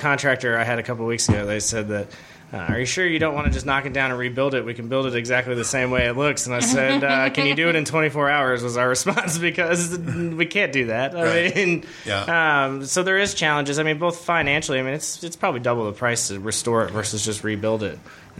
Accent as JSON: {"language": "English", "town": "Coral Springs", "region": "Florida", "country": "United States", "tie": "born or raised there", "said": "No, I'm originally from South Florida. I grew up in Coral Springs, Florida. Went to school at the University of Florida."}